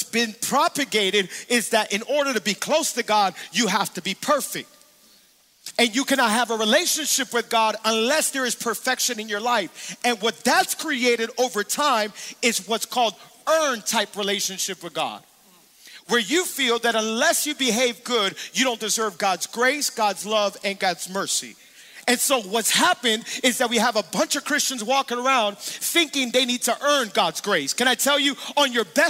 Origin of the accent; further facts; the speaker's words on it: Miami, Florida, United States; I'm born and raised in Miami. I've been here my whole life